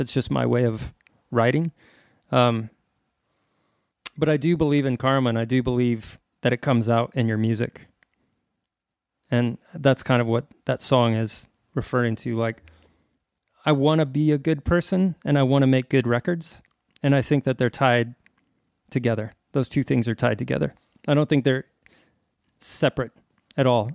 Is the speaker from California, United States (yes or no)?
no; El Paso, Texas, United States; I'm a kid from El Paso